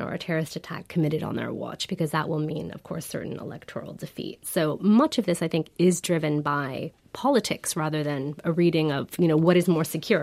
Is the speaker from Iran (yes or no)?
yes; Iran; I come from Iran, I come from a country that politically became more inclusive